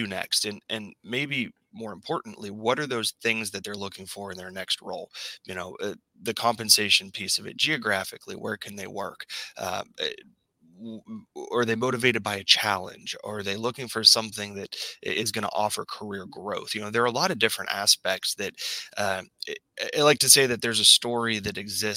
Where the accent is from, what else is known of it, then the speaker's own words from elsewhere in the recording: Pittsburgh, Pennsylvania, United States; I grew up in the Pittsburgh area